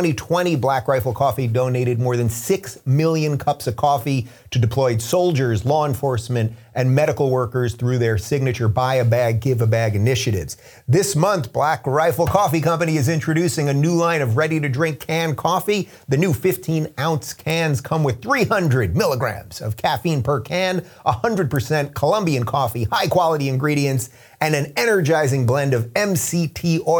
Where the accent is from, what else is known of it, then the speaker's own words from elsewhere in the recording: United States; I'm an American